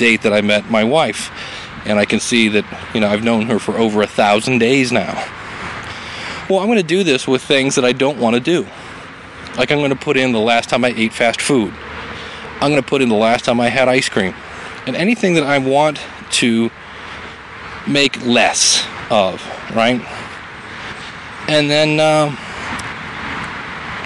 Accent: Ohio, United States; I'm from Ohio

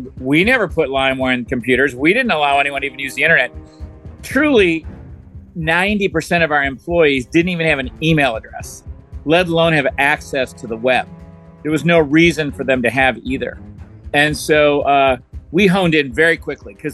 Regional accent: Detroit, Michigan, United States; moved away; also born or lived in Atlanta, Georgia; I'm from Detroit, and I was raised by both my parents are police officers.

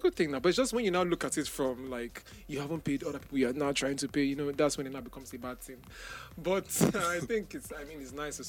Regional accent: Port Harcourt, Rivers State, Nigeria; I'm from Port Harcourt

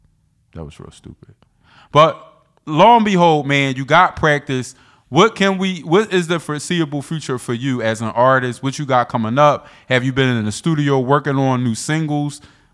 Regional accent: Philadelphia, Pennsylvania, United States; I'm from Philly.

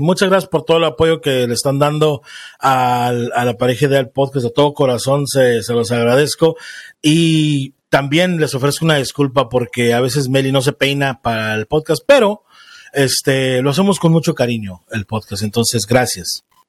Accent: Mexico; en México, de donde soy yo

